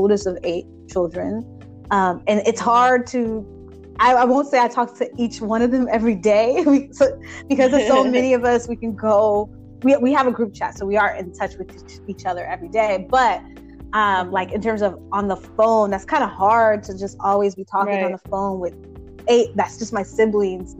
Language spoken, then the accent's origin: English; Chicago, Illinois, United States; moved away as an adult; now in Boston, United States; I'm from Chicago. When I moved to Boston